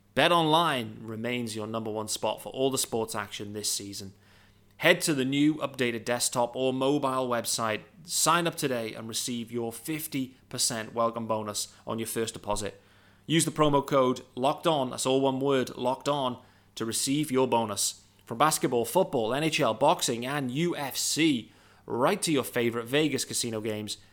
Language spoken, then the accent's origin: English; United Kingdom; I'm a British guy.